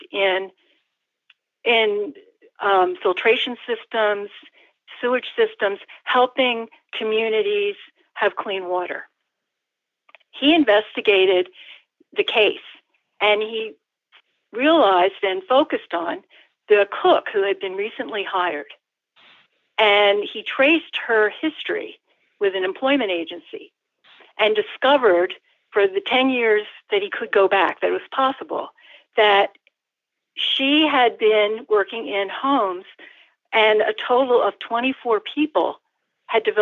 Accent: Ithaca, New York, United States; my hometown of Ithaca, New York

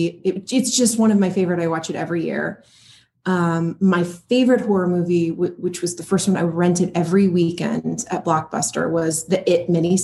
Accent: Seattle, Washington, United States; moved away; I'm from Seattle, Washington originally, north of California.

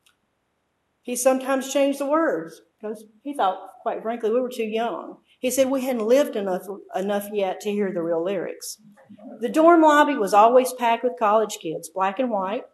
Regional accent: Mississippi, United States; Memphis is about an hour and a half from my hometown.

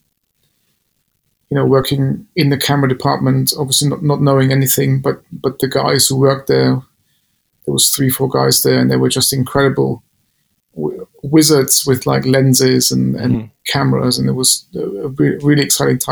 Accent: Munich, Bavaria, Germany; moved away; a normal guy from Bavaria originally.

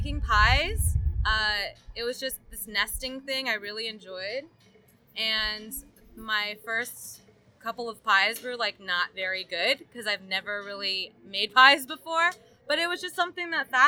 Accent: Northern Virginia, United States; moved away as an adult; now in Chattanooga, United States; I'm originally from Northern Virginia, right outside of D.C. I've lived there my entire life

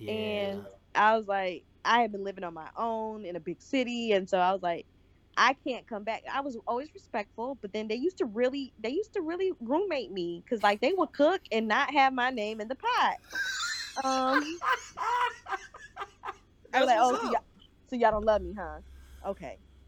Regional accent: South Carolina, United States; also born or lived in Michigan; I was born in Michigan. We moved to South Carolina when I was turning 8

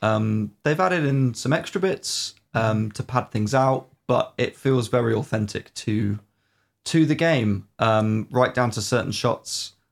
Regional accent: United Kingdom; We are British after all.

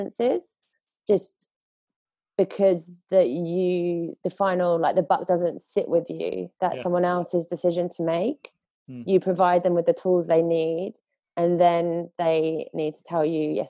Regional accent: England, United Kingdom; moved away as an adult; also born or lived in Spain; as an English person

